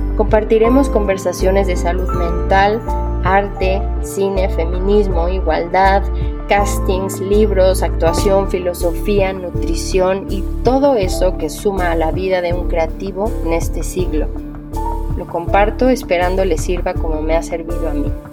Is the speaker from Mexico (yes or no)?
yes; Mexico; also born or lived in New York; Me fui a estudiar actuación a Nueva York y en el 2012 al regresar a México